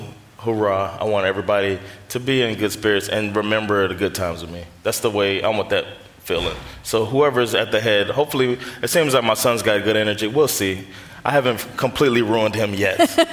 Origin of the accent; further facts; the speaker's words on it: Florida, United States; I'm from Florida.